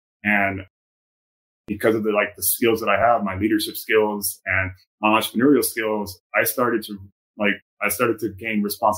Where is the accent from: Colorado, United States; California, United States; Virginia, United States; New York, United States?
California, United States; I came from Southern California.